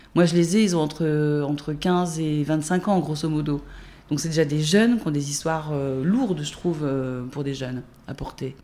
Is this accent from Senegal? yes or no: no; Jura, Bourgogne-Franche-Comté, France; also born or lived in Dijon; Je suis née à Dijon, mais j'ai grandi dans Jura jusqu'à mes 16-17 ans, à 50 km d'ici